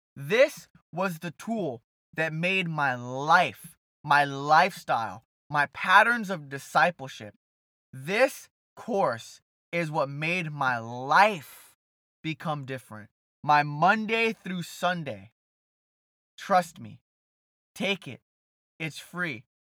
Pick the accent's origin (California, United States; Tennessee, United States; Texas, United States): California, United States; Brea; also born or lived in South Orange County; Brea, California, my hometown